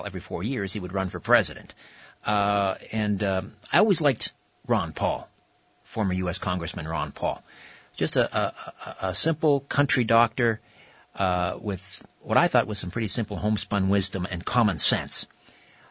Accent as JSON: {"language": "English", "town": "Brantford", "region": "Ontario", "country": "Canada", "tie": "born or raised there", "said": "Brantford's my hometown."}